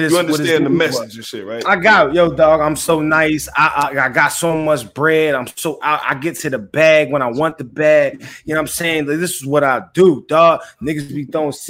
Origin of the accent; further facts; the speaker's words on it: Philadelphia, Pennsylvania, United States; everybody knows I'm from Philly, right?